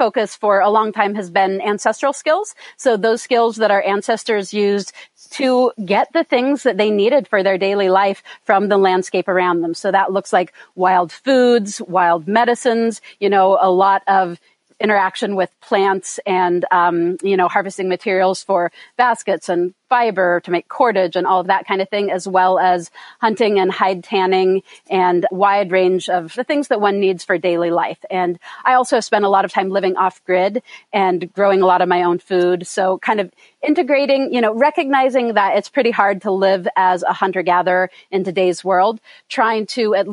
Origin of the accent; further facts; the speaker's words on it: Sierra Nevada foothills, Eastern California, United States; moved away as an adult; also born or lived in Oakland, California / northern Ontario / upstate New York / Vermont; when I was still an infant, they moved us to the foothills of the Sierra Nevada Mountains in Eastern California, up, right backed up on the mountains that make up the eastern border of California and Nevada. So I was raised up there